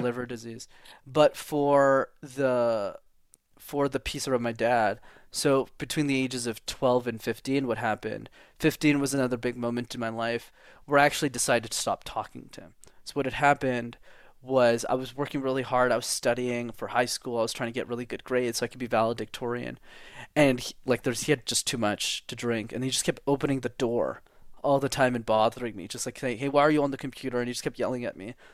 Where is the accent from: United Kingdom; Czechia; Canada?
Canada; Montreal, Quebec; English is a second language; I was born and raised in Montreal, Canada, at the Montreal Jewish Hospital, even if I'm not Jewish